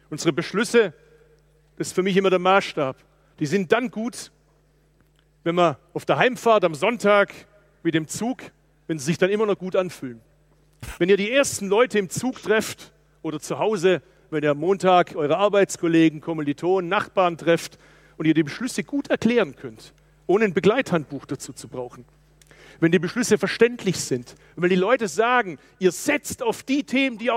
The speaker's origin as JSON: {"language": "German", "region": "Baden-Württemberg", "country": "Germany", "said": "Ich bin Schwabe."}